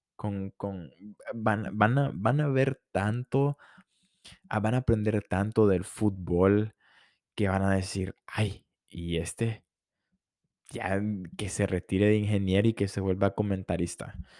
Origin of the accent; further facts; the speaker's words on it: Honduras; soy de Honduras